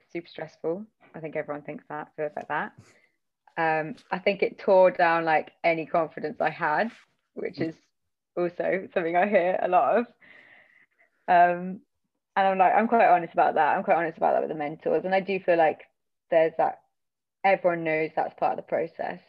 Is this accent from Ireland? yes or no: no; Banbury, South East England, United Kingdom; now in Bristol, United Kingdom; I grew up like in between Northamptonshire and Oxfordshire, like on the border in a really, really awful village